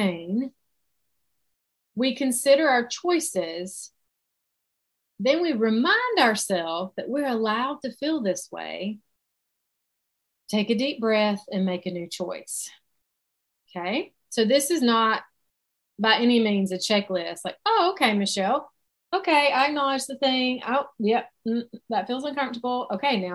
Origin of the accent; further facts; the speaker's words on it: South Carolina, United States; accent: Southern; I live in South Carolina. So that is where my Southern accent comes from. And I've lived here my whole life